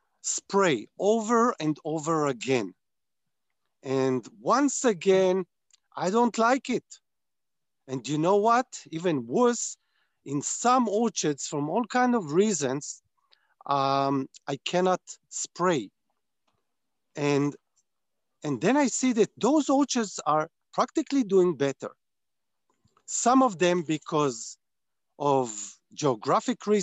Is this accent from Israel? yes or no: yes; Israel; I was born on a kibbutz, which is a community that is based on farming. Less today, more when I was born and when I was raised.